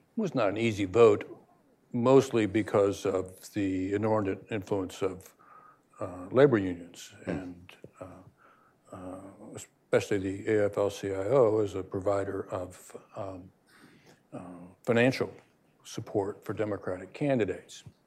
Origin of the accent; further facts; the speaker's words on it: United States; we as Americans have a special obligation